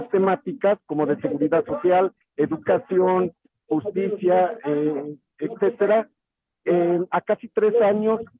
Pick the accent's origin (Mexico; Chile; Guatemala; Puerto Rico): Mexico; Oaxaca